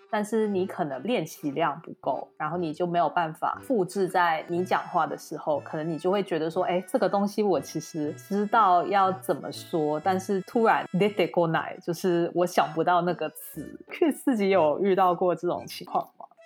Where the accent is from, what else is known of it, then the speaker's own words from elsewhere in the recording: Singapore; 我本身是新加坡人